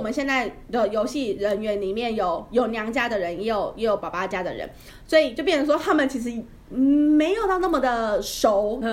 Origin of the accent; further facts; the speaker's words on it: Yilan County, Taiwan; 我们宜兰那边还蛮多的耶